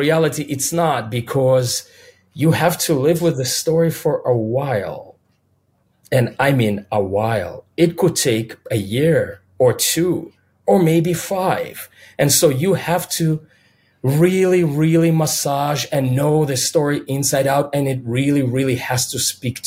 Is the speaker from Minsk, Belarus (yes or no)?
yes; Minsk, Belarus; first language Russian; English is a second language; now in United States; being a kid growing up in Minsk and Belarus